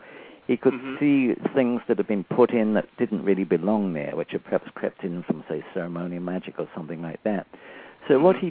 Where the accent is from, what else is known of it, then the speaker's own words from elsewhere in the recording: England, United Kingdom; moved away; Now, since I came from England, I thought, okay, what sort of a basis do I want for that? I thought, okay, coming from England, and perhaps a Saxon background would be good.